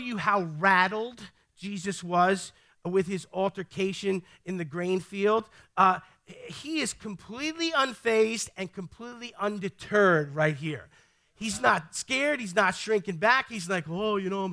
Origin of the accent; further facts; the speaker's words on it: New York City, New York, United States; I'm from the Bronx